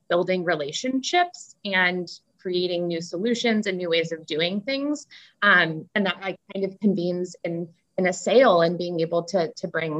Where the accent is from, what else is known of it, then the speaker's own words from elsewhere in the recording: Chicago, Illinois, United States; now in California, United States; I grew up in Chicago to a family that drank a lot of wine.